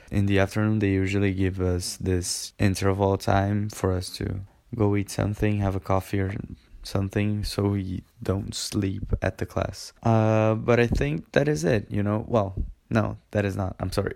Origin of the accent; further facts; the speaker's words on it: Brazil; we're from Brazil